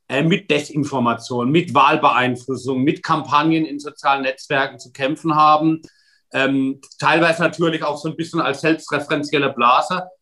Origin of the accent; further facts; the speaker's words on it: Wörth am Rhein, Rhineland-Palatinate, Germany; Ich komme selbst aus einer Stadt, in meiner Heimatgemeinde in Wörth am Rhein steht die größte Lkw-Fabrik der Welt.